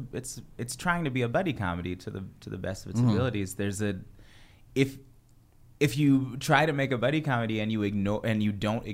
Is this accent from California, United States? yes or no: yes; Bay Area, California, United States; born or raised there; also born or lived in Providence